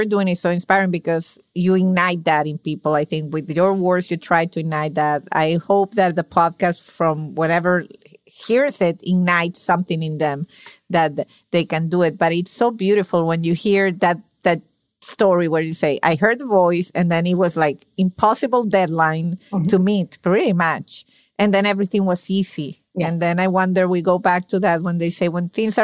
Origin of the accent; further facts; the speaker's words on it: Venezuela; moved away as an adult; now in United States; Venezuelan by birth